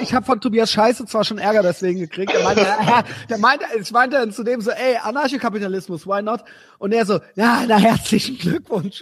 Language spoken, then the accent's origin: German; Germany; als Deutsche